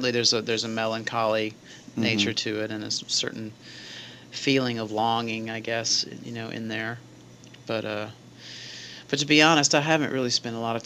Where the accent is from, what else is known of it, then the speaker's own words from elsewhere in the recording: Meridian, Mississippi, United States; now in Chicago, United States; our Meridian, Mississippi show, which is my hometown